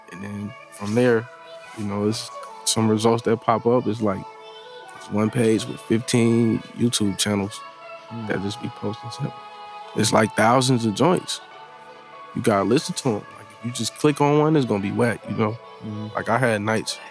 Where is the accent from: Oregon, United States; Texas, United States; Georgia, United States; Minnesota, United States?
Georgia, United States; Atlanta; I'm from Atlanta.